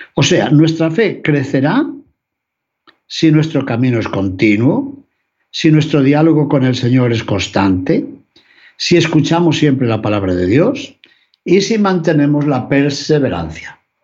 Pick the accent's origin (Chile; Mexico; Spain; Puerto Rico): Spain; León, Castile and León; Por mi ciudad natal, por mi ciudad de León